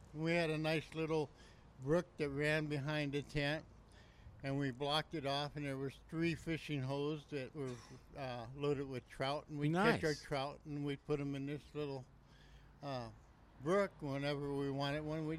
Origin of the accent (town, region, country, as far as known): California, United States